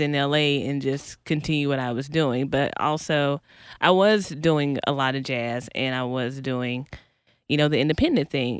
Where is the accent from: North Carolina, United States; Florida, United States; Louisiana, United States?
North Carolina, United States; also born or lived in Kansas City, Missouri; now in Los Angeles, United States; originally, originally North Carolina, um, but I moved to L A from Kansas City, Missouri